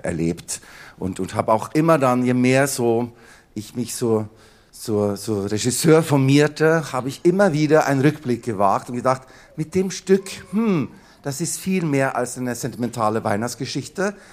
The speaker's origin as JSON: {"language": "German", "region": "Oslo", "country": "Norway", "tie": "born or raised there", "moved": "yes", "said": "ich hatte einen Papa und der war Bratscher an der Oper in Oslo, wo ich aufgewachsen bin"}